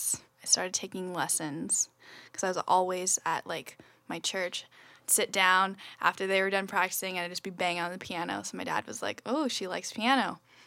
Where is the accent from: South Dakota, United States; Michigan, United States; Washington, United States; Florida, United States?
Washington, United States; Olympia; also born or lived in San Diego, California; now in Seattle, United States; I grew up in Olympia.